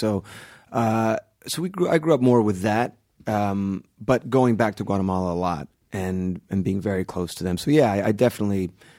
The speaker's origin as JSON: {"language": "English", "town": "Kendall", "region": "Florida", "country": "United States", "tie": "born or raised there", "said": "So yeah, mostly South Florida. It was in Kendall, and then I went to high school in Palm Beach."}